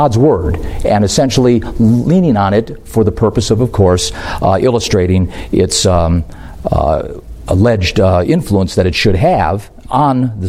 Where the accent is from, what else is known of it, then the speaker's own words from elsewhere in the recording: United States; I'm an American